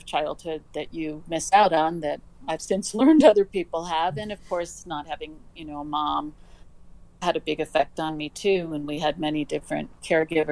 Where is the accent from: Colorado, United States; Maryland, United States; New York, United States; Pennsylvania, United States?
New York, United States; New York City; I grew up in Manhattan. I grew up in the city